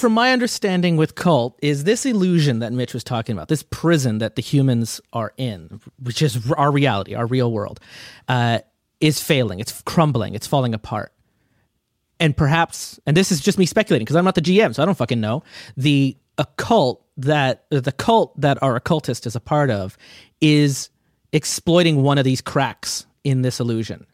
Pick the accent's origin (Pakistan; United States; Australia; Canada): Canada; as a Canadian